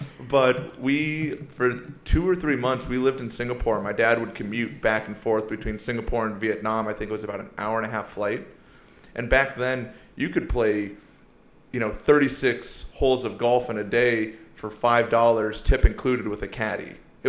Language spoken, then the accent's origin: English; Iowa, United States; also born or lived in Seoul, South Korea; Well, don't let the blonde hair, blue eyes fool you. You know, I grew up in Iowa, you know, since I was a kid.